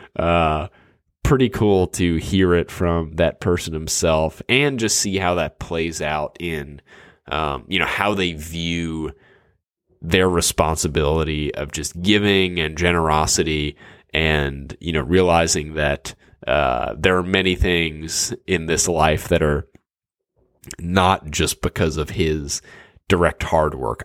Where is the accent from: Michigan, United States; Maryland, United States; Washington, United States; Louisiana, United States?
Louisiana, United States; New Orleans; now in Dallas, United States; I grew up in New Orleans and now live in, in Dallas